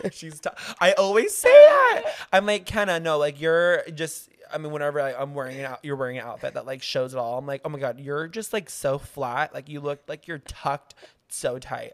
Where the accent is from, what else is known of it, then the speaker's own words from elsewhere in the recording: Kansas City, United States; moved away; I'm actually from the Midwest. I'm from Kansas City